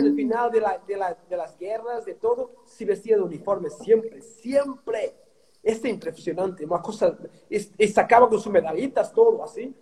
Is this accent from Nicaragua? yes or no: no; Portugal; Spanish is a second language; moved away as an adult; also born or lived in Australia / Mexico / United States; salí de Portugal en 2002 y me fui para, para, Australia